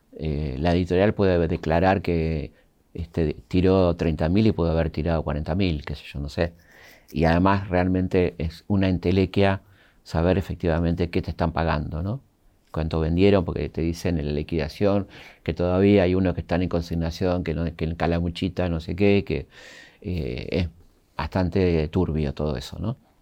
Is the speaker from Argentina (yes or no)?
yes; Argentina; somos un país diferente